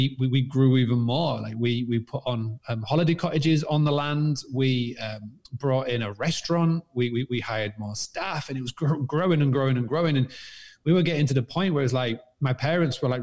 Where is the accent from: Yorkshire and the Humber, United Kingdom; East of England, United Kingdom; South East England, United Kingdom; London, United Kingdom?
Yorkshire and the Humber, United Kingdom; Scarborough; now in Spain; I'm actually from a little town called Scarborough in England. I actually currently live in Spain, but I was born in England, as you can tell by this crazy accent. And I was born on a 200-acre farmstay bed and breakfast.